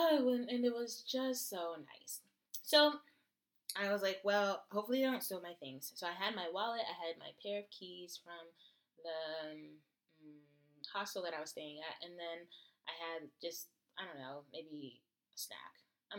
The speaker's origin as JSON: {"language": "English", "country": "United States", "said": "Yes, I am. I'm from America."}